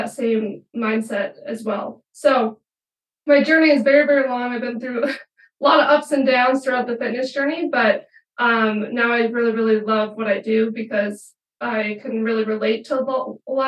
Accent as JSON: {"language": "English", "region": "Minnesota", "country": "United States", "also_born_or_lived": "Eau Claire, Wisconsin", "moved": "as an adult", "lives_now": "Colorado, United States", "said": "originally, I'm from Minnesota"}